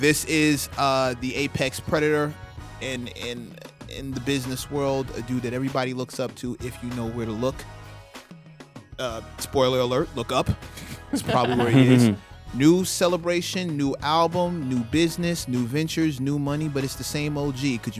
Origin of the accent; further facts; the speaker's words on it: New York City, New York, United States; I'm from South Jamaica.